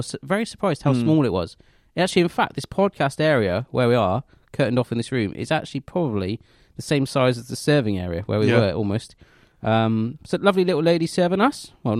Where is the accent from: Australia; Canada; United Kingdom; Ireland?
United Kingdom; England; I'm just English.